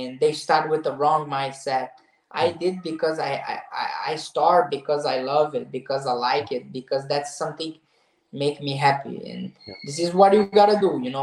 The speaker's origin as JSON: {"language": "English", "town": "Nova Friburgo", "region": "Rio de Janeiro", "country": "Brazil", "tie": "born or raised there", "second_language": "English", "moved": "yes", "lives_now": "United States", "said": "I'm 2 hours from Rio de Janeiro city. I'm from Nova Friburgo in the mountains, the same town Edson Barbosa is from. And I grew up there"}